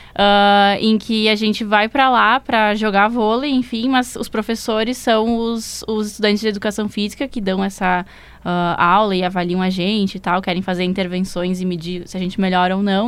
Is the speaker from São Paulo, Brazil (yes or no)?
no; Bento Gonçalves, Rio Grande do Sul, Brazil; moved away as an adult; now in Porto Alegre, Brazil; como eu sou do interior, eu sou de, de Bento. Aí eu vim pra cá pra fazer psico